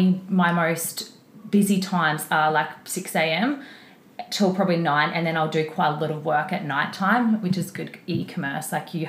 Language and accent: English; Brisbane, Queensland, Australia; So I'm from Brisbane, born in Brisbane, still in Brisbane.